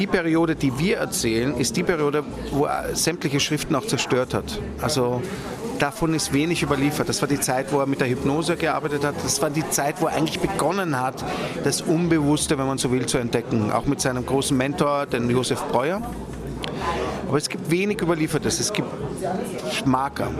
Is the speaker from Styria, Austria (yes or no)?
no; Vienna, Austria; ich komme aus Wien und das war auch wiederum ein wichtiger Punkt für mich zurückzukehren nach Wien, dort wo ich groß geworden bin